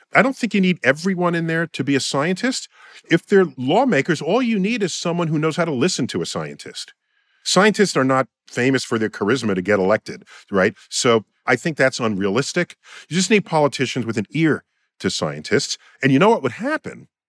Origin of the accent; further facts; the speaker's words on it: New York City, New York, United States; In my hometown, New York City